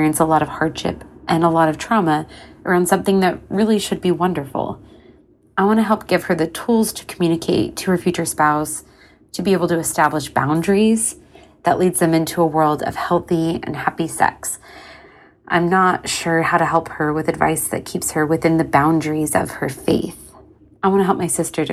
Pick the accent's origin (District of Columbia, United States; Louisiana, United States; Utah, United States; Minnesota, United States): Utah, United States; moved away; I am a lesbian woman from Utah. I luckily don't live there anymore, but as such, I was raised in the Mormon faith